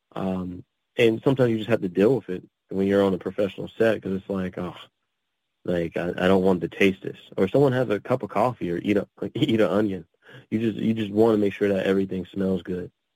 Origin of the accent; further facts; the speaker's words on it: Pittsburgh, Pennsylvania, United States; also born or lived in Texas / California / Atlanta; I grew up in the um, the Pittsburgh area, so in Pennsylvania